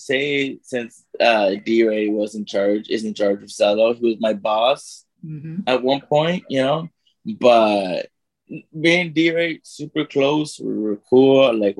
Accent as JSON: {"language": "English", "country": "South Korea", "said": "I'm from Korea."}